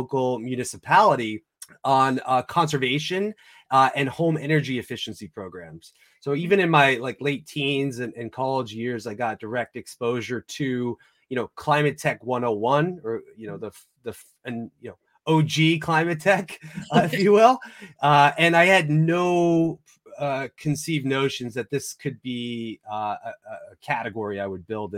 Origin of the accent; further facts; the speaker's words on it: New York, United States; I grew up in New York in a little coastal beach community, sort of like the Hamptons, but not quite as fancy